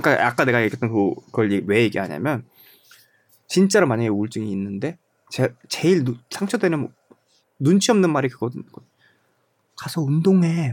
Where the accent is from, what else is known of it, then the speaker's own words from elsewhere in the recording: South Korea; now in Germany; 제가 94년도에 한국을 떠났는데